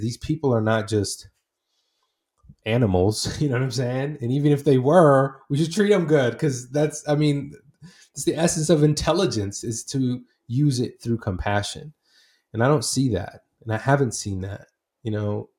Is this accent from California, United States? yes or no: no; Portland, Oregon, United States; also born or lived in Iraq / Saudi Arabia; I grew up in the Northwest, so in, in Portland